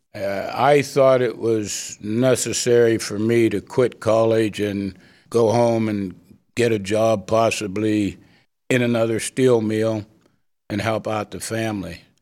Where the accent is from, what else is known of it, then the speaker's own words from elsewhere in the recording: Beaver Falls, Pennsylvania, United States; I grew up in the portion of Beaver Falls, uh, known as Mount Washington